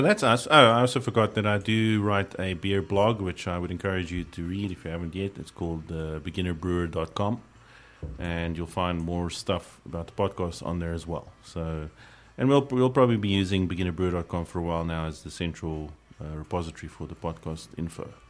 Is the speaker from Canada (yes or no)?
no; South Africa; being a South African beer fan